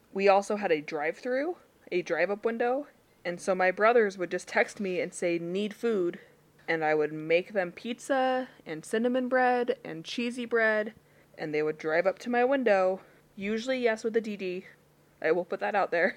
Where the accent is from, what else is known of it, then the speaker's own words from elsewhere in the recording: Utah, United States; I am from Utah